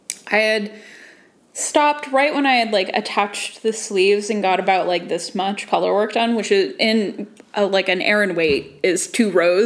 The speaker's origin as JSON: {"language": "English", "country": "United States", "said": "I'm an American"}